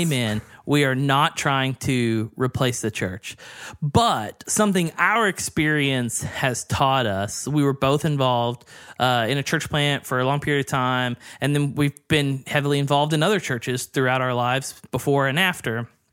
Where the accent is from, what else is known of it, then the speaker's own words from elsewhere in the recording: the South, United States; I grew up in the South